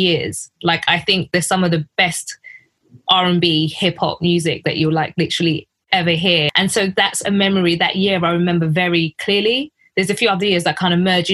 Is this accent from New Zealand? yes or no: no; London, United Kingdom; I grew up in and around Stratford